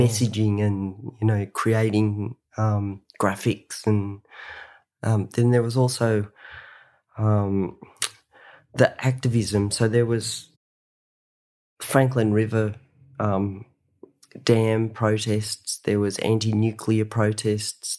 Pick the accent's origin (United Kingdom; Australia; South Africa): Australia; Sydney, New South Wales; also born or lived in Ulladulla; I grew up in Sydney, Australia.